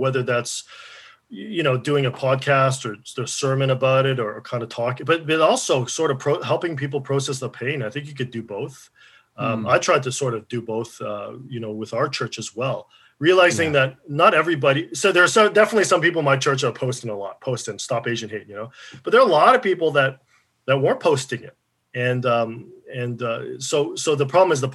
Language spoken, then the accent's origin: English; Regina, Saskatchewan, Canada; I grew up in Regina